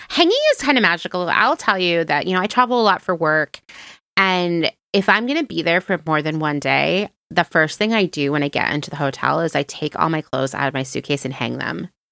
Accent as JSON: {"language": "English", "region": "East Coast", "country": "United States", "tie": "born or raised there", "also_born_or_lived": "Philadelphia / Los Angeles", "moved": "as an adult", "said": "I grew up on the East Coast"}